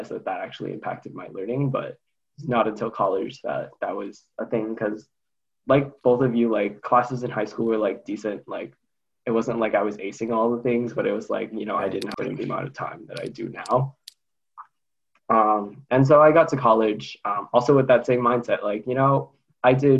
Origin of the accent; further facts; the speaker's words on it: Quincy, Massachusetts, United States; moved away as an adult; I'm actually from Quincy